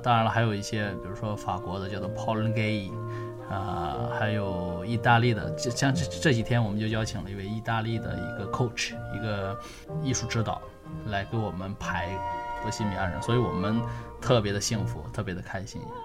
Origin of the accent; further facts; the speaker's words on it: China; moved away as an adult; also born or lived in Singapore; now in Beijing, China; 本身我是中国人，然后我是在零八年底吧，然后去了新加坡工作和生活